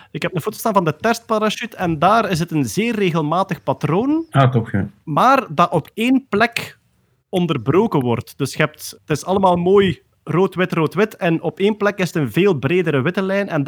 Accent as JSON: {"language": "Dutch", "country": "Belgium", "said": "Altijd tof hè, als wij als Belgen bevestiging krijgen dat we bestaan."}